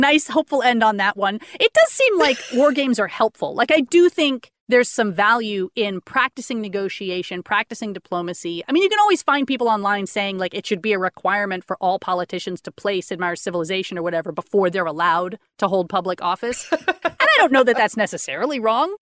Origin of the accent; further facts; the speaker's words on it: Austin, Texas, United States; I grew up in Austin my whole life.